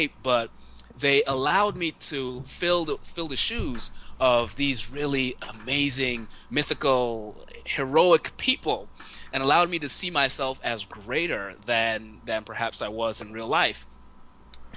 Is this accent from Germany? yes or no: no; Nigeria; I grew up in Nigeria